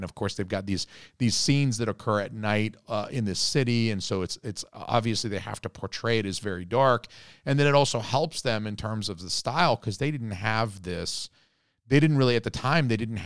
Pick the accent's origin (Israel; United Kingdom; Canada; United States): United States; Atlanta, Georgia; Because I lived in Georgia. I'm from Atlanta